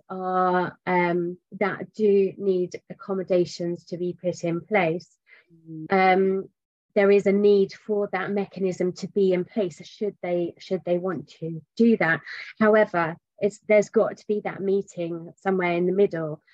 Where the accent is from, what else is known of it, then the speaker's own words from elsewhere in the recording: England, United Kingdom; I'm English.